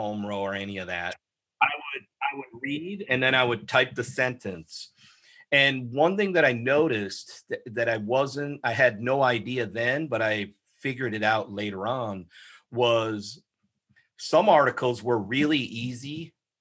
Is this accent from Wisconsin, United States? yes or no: yes; Oshkosh, Wisconsin, United States; I was born and raised in Oshkosh, Wisconsin.